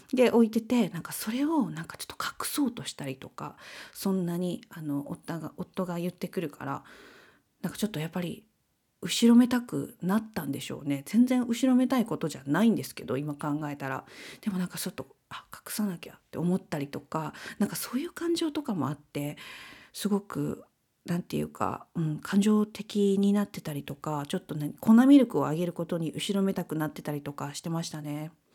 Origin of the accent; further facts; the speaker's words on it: Kansai, Japan; moved away; 私たち関西出身なんで